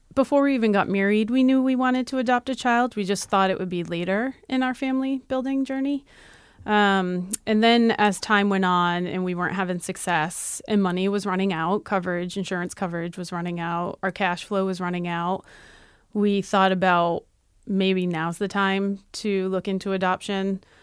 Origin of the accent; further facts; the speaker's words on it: Massachusetts, United States; We're from Massachusetts